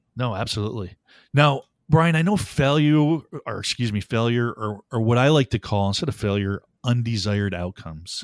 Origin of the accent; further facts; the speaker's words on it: Buffalo, New York, United States; moved away; I was born back in Buffalo, New York, to a great, two parents, hardworking, taught me values